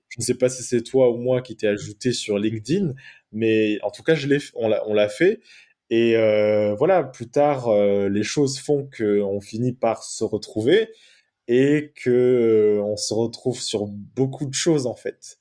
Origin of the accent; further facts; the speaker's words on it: Marseille, Provence-Alpes-Côte d'Azur, France; moved away as an adult; also born or lived in Norway; je suis né à Marseille le 16 mai 1988, donc ça fait de moi une personne qui a 33 ans aujourd'hui. Et j'ai grandi à Marseille jusqu'à l'âge de 19 ans.